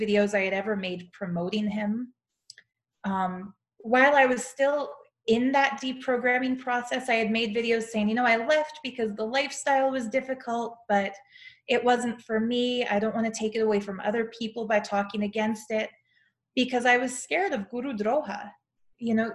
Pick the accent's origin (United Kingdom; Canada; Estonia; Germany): Canada; Calgary, Alberta; moved away; also born or lived in Toronto / India; I have to go back to my hometown to do it. So I booked myself a flight to Calgary